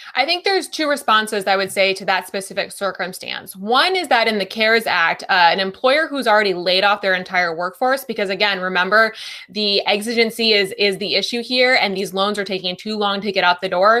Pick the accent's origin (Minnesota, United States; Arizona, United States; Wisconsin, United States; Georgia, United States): Wisconsin, United States; moved away; I'm from Wisconsin originally